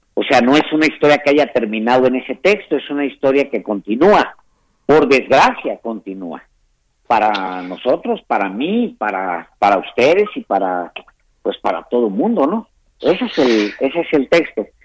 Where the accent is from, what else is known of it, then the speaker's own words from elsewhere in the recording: Ciudad Juárez, Chihuahua, Mexico; como yo soy un fronterizo, yo nací en, nací en Ciudad Juárez